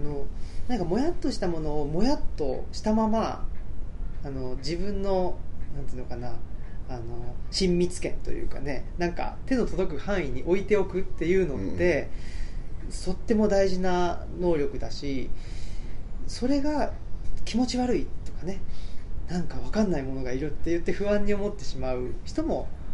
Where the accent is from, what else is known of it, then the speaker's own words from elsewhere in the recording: Urawa, Saitama, Japan; 埼玉県の浦和市っていうところに育ちまして